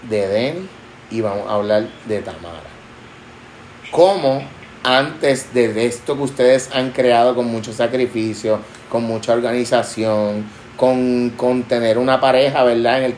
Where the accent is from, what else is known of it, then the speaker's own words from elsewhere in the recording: Puerto Rico; Claro, claro. Somos boricuas.